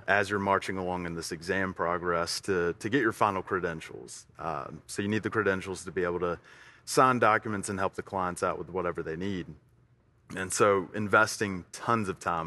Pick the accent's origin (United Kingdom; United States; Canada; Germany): United States; Tuscaloosa, Alabama; also born or lived in Fort Worth, Texas; now in Middle Tennessee, United States; We moved to Tuscaloosa at a very early age for me. Uh, it's where I was raised